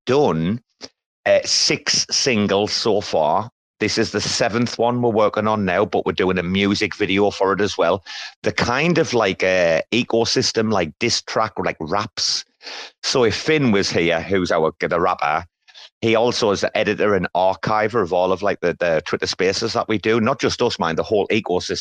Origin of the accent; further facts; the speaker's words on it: about 90 km from the Scottish border, England, United Kingdom; I'm actually an Englishman